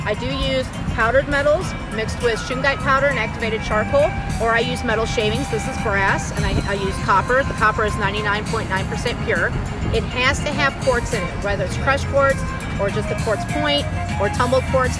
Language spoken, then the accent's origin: English; Missouri, United States; I'm from Missouri.